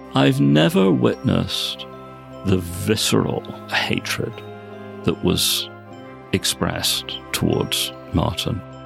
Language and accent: English; Belfast, Northern Ireland, United Kingdom; now in Oxford, United Kingdom; I was brought up in Belfast and educated there.